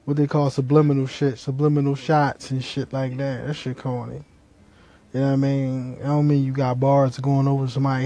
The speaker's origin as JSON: {"language": "English", "town": "Philadelphia", "region": "Pennsylvania", "country": "United States", "said": "I'm from Philly."}